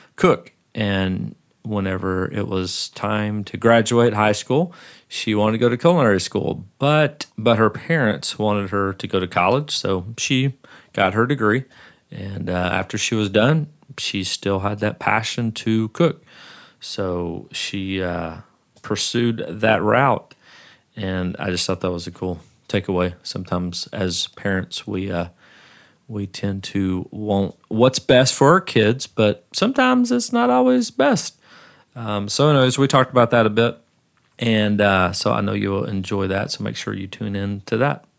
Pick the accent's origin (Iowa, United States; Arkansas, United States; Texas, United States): Arkansas, United States; moved away as an adult; now in Nashville, United States; I've lived here longer than I've lived where I grew up